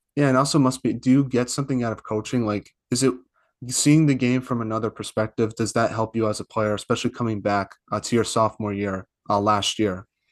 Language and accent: English; East Coast, United States; I'm from the East Coast